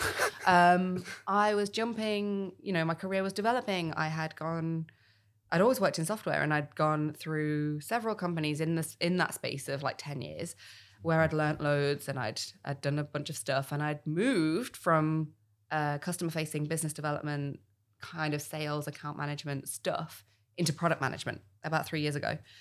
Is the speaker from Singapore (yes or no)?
no; United Kingdom; I'm also British